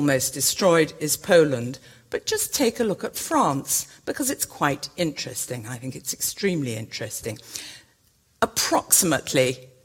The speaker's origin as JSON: {"language": "English", "region": "England", "country": "United Kingdom", "said": "as an English woman"}